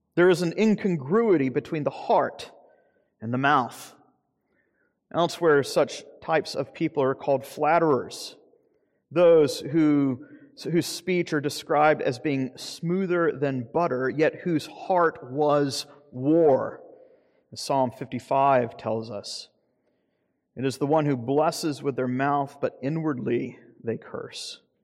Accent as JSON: {"language": "English", "region": "Deep South", "country": "United States", "said": "I'm from the Deep South"}